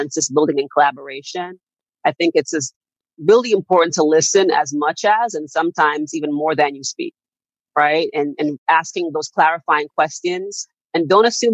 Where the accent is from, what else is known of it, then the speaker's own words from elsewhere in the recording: Jamaica; I'm Jamaican by heritage and by birth.